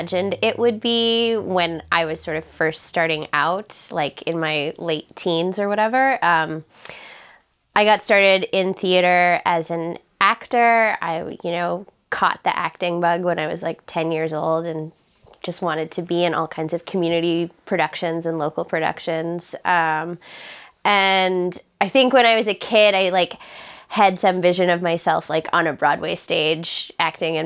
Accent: Charlottetown, Prince Edward Island, Canada; I'm from Charlottetown, Prince Edward Island

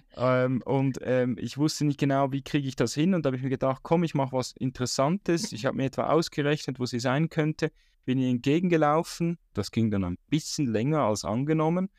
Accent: Switzerland; als Schweizer

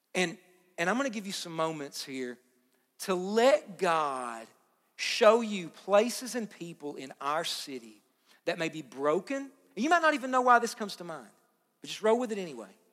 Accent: Hazard, Kentucky, United States; you're not from here, where are you from? And you say Hazard

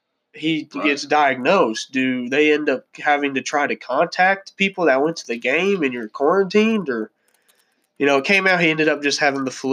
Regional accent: Indianapolis, Indiana, United States; We were, if you don't know, we are from the Indianapolis area. And so the Big Ten basketball tournament is held in Indianapolis.

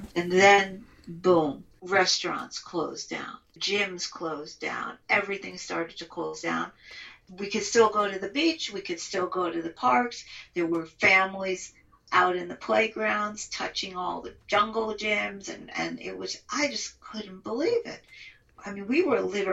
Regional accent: New York, United States; now in Israel; I'm an American, New York Israeli

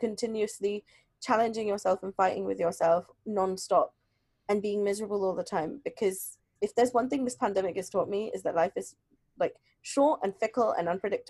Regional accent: London, United Kingdom; born and brought up in London

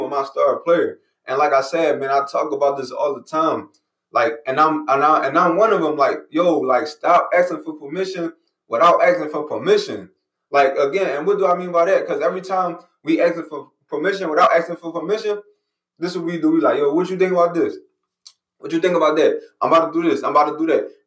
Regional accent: Philadelphia, Pennsylvania, United States; I'm from Philly, right? I live in Philly, so Philadelphia

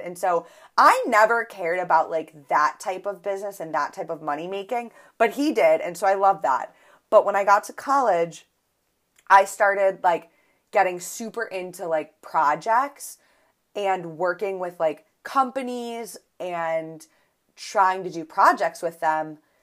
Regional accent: Buffalo, New York, United States; I'm from Buffalo, so we say pop

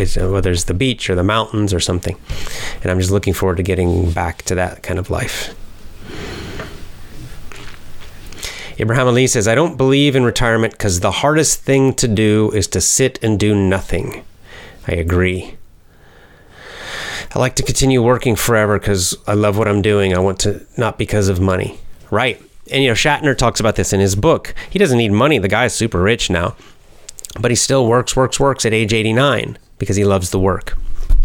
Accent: the South, United States; I was raised in the South in the United States

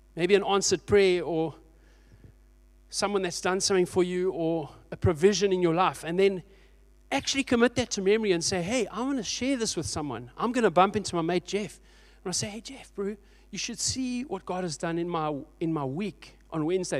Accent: Port Elizabeth, Eastern Cape, South Africa; Thirty years ago, I grew up in Port Elizabeth in a little church.

